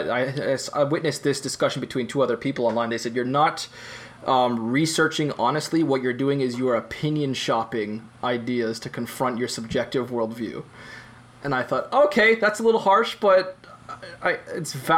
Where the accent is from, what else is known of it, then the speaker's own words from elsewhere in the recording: Canada; I'm speaking as a Canadian